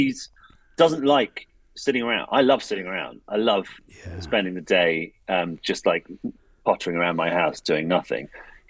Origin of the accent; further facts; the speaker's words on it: England, United Kingdom; every now and then I'm very English where I catch myself being like, it's not really mine.